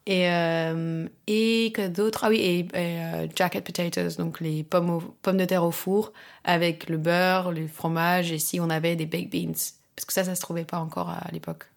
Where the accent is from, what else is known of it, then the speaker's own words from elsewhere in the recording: France; also born or lived in London / Barcelona / Croatia; now in Paris, France; j'ai grandi en France